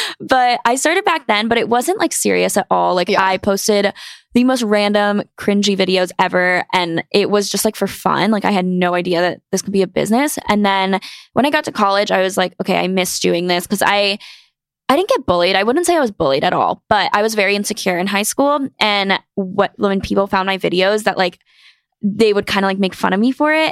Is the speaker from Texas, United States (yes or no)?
no; North Carolina, United States; moved away as an adult; now in New York City, United States; I grew up in North Carolina and I went to school there